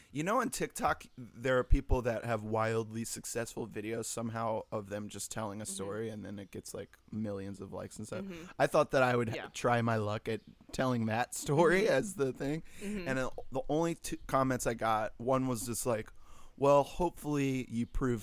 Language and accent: English; Virginia, United States; Just, like, Virginia. Through that. Virginia.